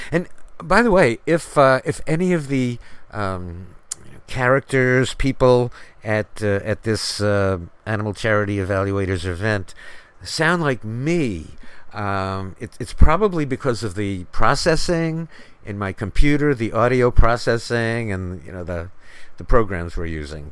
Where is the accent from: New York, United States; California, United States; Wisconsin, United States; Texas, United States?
New York, United States; New York City; When I grew up in New York City, the population was 8 million